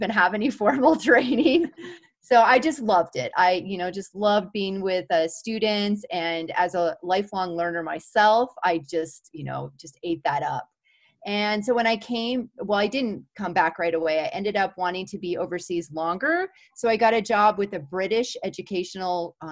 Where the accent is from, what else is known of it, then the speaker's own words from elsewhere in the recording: Prescott, Arizona, United States; moved away as an adult; also born or lived in California / Colorado / Washington, D.C. / Phoenix, Arizona; now in New Mexico, United States; I grew up in Prescott, Arizona